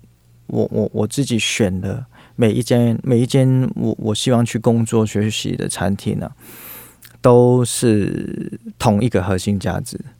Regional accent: Hong Kong; now in Taiwan; 对，还在香港的时候，大概都是一个周末，可能来个三天

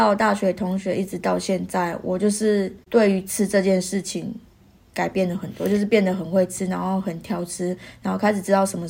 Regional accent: Taiwan; now in Australia; 台湾，所以我

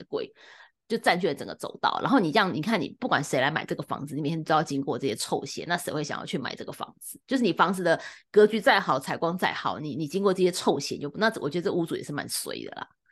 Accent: Taipei, Taiwan; also born or lived in Da'an District, Taipei; now in Zhonghe, Taiwan; 我以前住，小时候是住在天母嘛

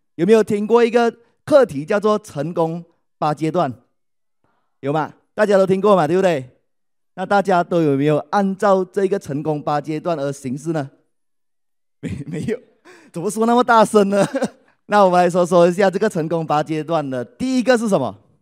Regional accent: Malaysia; 我来自马来西亚，是爱多美的王冠大师以及王冠领袖俱乐部成员

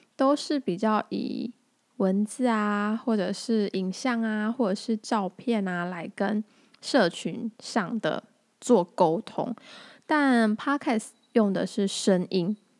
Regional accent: Tainan, Taiwan; also born or lived in Taipei; 我是个土生土长的台南人，与其说台南人，更明确地说应该是我是土生土长的安平人

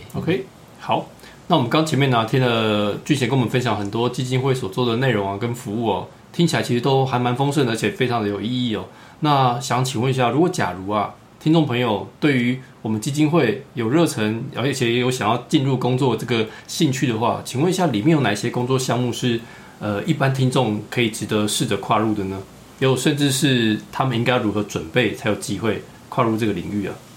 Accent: Taiwan; 我们台湾人

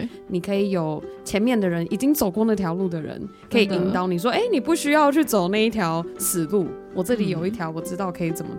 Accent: Taiwan; 感恩身为台湾人

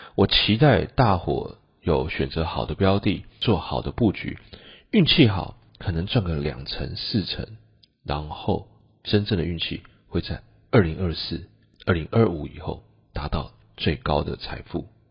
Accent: Taiwan; 我们台湾人

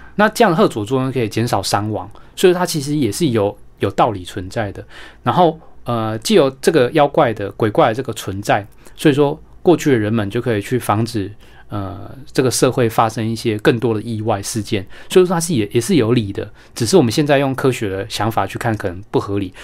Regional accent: Taiwan; 我们台湾人会 经常去，呃，进行的一种民俗的一种嗯。驱， 驱邪祈福的一个活动

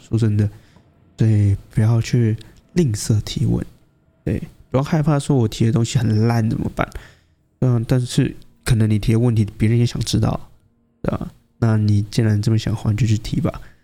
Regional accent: Taiwan; 对于我们台湾人，应该说对于亚洲来说。太吝啬于表达了

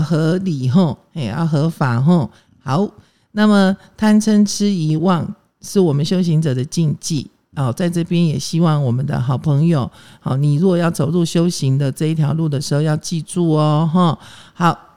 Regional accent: Taiwan; 我是外省人啊，我，我从小眷村长大

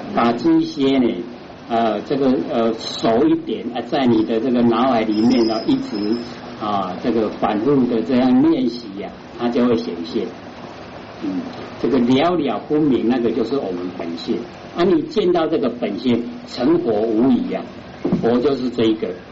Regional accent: Taiwan; 我们台湾话说“俩卡俩手”

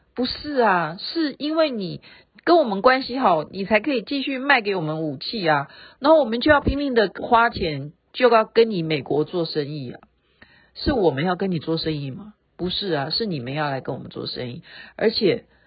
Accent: Taiwan; 这样才代表我是台湾人

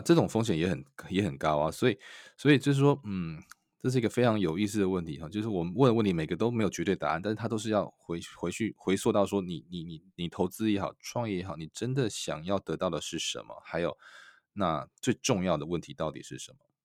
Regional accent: Taiwan; also born or lived in Silicon Valley; now in United States; 对于我，台湾人来说

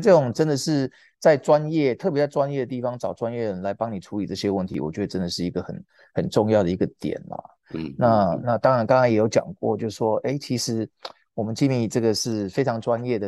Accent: Taiwan; 那我们台湾这边最近有没有一些可以分享？

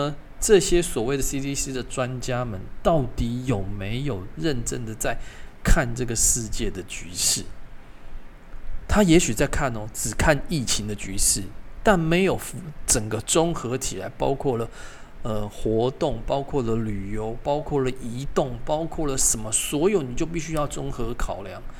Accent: Taiwan; 我从小在这边出生，已经五十快五十年了，我缴的税不会比各位少。我生活对台湾的贡献不会比各位少

